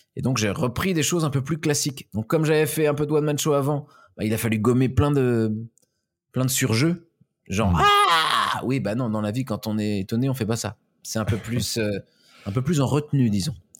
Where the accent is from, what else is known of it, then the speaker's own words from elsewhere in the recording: Pays de la Loire, France; je viens de la région de plutôt du Maine-et-Loire, donc de l'Ouest, mhm. Manger, Angers, euh, Saumur